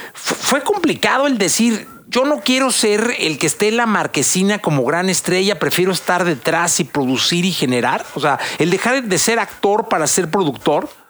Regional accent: Mexico

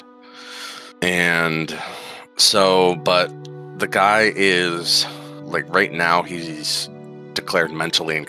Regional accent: Pennsylvania, United States; moved away as an adult; now in Nebraska, United States; where I grew up in Pennsylvania, just a really, really small town

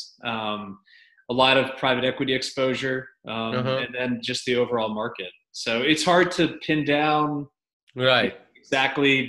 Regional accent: New York, United States; also born or lived in Connecticut; now in Middle Tennessee, United States; So I'm from New York originally.

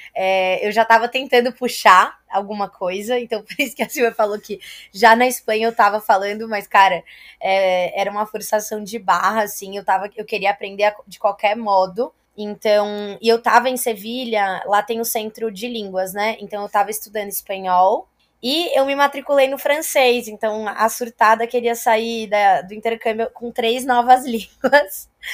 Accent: Brazil; moved away as an adult; also born or lived in Italy; sou brasileira

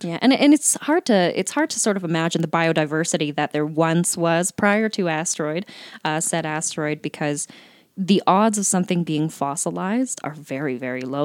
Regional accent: Calgary, Alberta, Canada; also born or lived in Laramie, Wyoming; raised in Calgary

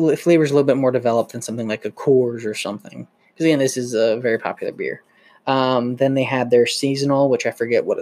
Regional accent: United States; we're Americans

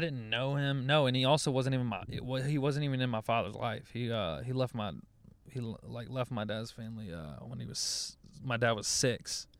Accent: Louisiana, United States; also born or lived in Dallas; now in Los Angeles, United States; I'm from Louisiana

